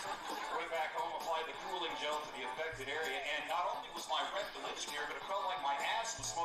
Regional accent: Southeast Missouri, United States; I am from Southeast Missouri.

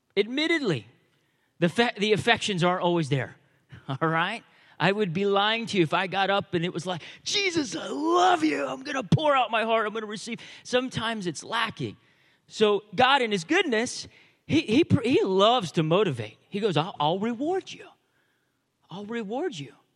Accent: United States; I know we're American

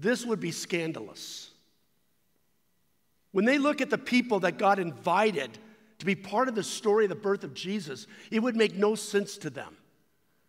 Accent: United States

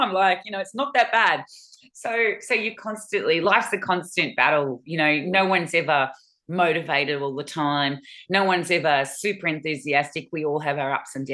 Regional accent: Springvale, Victoria, Australia; we grew up in Springvale

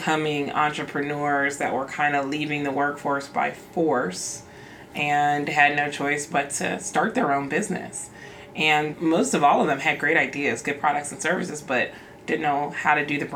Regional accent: Mississippi, United States; also born or lived in Oklahoma; now in Iowa, United States; I'm originally from Mississippi. And I came to Drake by way of Oklahoma

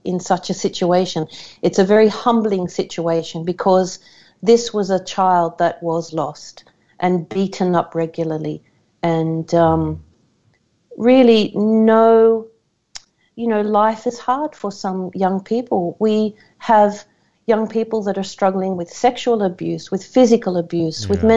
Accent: Australia; as an Australian

